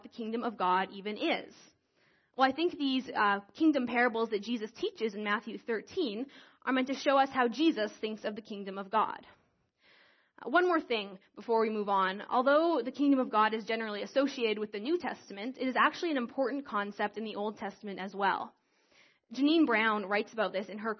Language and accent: English; Creston, British Columbia, Canada; moved away as an adult; now in Calgary, Canada; I grew up in Creston, and I grew up in this church